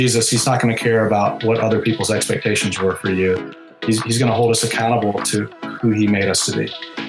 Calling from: Houston, Texas, United States; I've got a finished off garage attic in Houston, Texas.

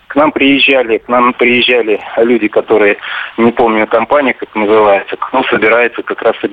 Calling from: Monino, Moscow Oblast, Russia; Я из Монина.

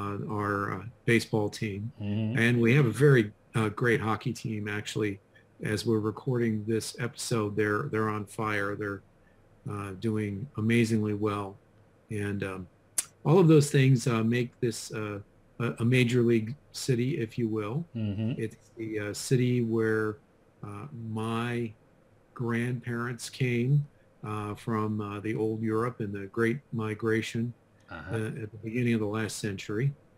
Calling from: Pittsburgh, Pennsylvania, United States; I'm in Pittsburgh, Pennsylvania, in the United States.

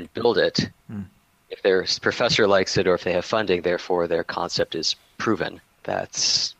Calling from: Oakland, California, United States; Oakland, California.

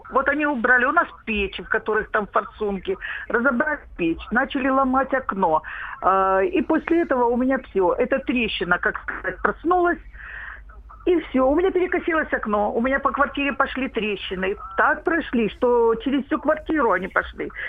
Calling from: Rostov-on-Don, Rostov Oblast, Russia

